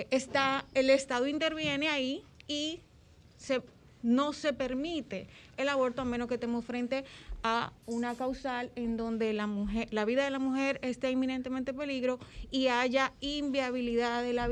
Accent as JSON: {"language": "Spanish", "country": "Dominican Republic", "said": "mire, yo soy dominicano."}